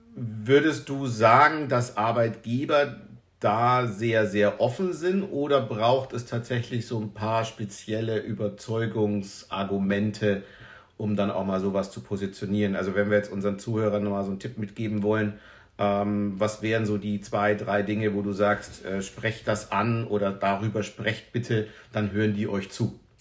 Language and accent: German; Northern Germany, Germany; now in Rhineland, Germany; Ich komme aus dem äh, hohen Norden, wohne inzwischen im Rheinland